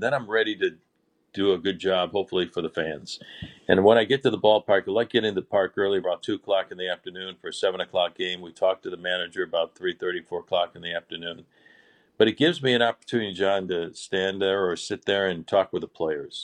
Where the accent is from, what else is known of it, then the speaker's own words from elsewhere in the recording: Chicago, Illinois, United States; moved away; growing up in Chicago